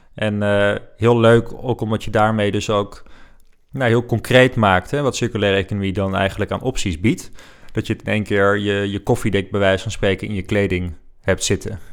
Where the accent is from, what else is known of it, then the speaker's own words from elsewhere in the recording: Netherlands; Wij zijn Nederlanders